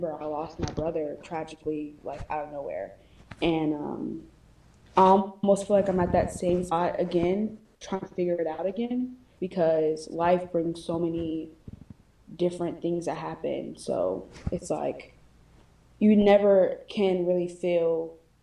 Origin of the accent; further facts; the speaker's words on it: Georgia, United States; I'm from Georgia.